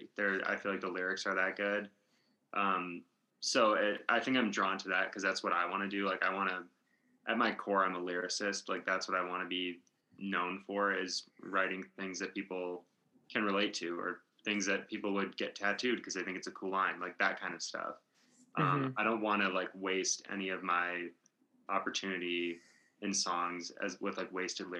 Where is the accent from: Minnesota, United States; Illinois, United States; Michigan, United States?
Michigan, United States; moved away; I'm from Michigan originally